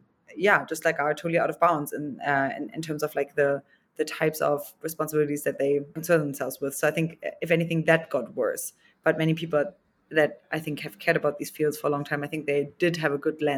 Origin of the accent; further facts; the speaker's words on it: Germany; now in United States; when I came from Germany to the Bay Area